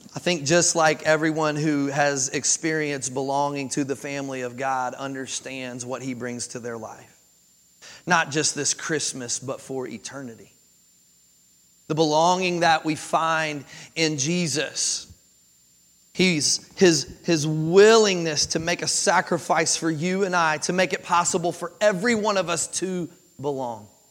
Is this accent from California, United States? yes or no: no; Kentucky, United States; moved away as an adult; also born or lived in Jacksonville, Florida; now in Tennessee, United States; I was born and raised in Kentucky